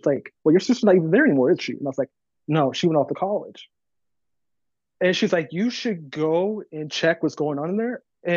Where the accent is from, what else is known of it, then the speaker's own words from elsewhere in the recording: southern Arizona, United States; now in Texas, United States; I live here in Texas now, but I grew up in Arizona.